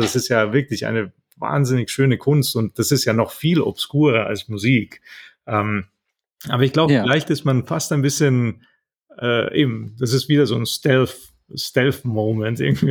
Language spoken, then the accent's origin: German; Italy; moved away; Wir haben in Italien, ich bin ja Italiener